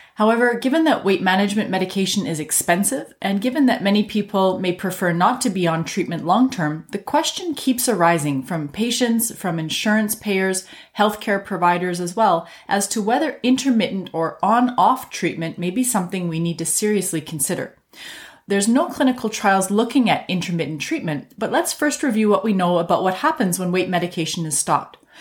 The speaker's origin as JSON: {"language": "English", "country": "Canada", "said": "I'm a Canadian physician"}